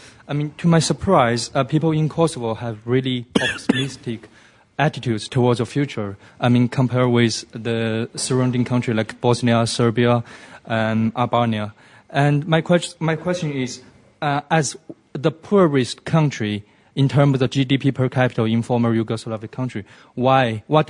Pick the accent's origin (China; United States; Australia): China; I come from China.